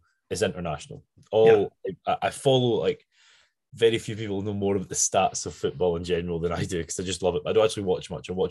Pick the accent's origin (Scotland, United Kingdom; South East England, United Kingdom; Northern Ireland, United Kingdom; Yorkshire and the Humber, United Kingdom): Scotland, United Kingdom; Arran; I've born and bred in Scotland